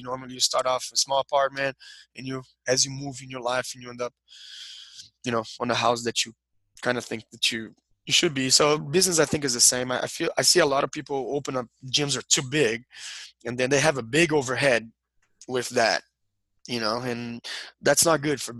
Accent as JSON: {"language": "English", "region": "Rio de Janeiro", "country": "Brazil", "said": "We're from Brazil, both of us. We're from Rio. And most of our country, I guess, is Catholic, right?"}